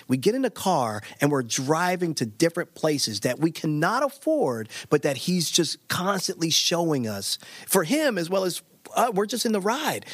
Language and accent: English; Baltimore, Maryland, United States; I grew up in Baltimore, Maryland